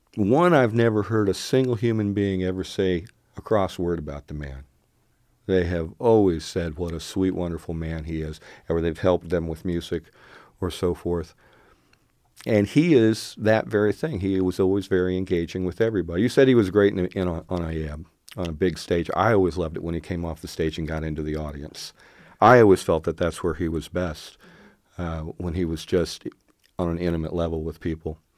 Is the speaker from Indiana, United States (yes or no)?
yes; Muncie, Indiana, United States; I grew up in Muncie, Indiana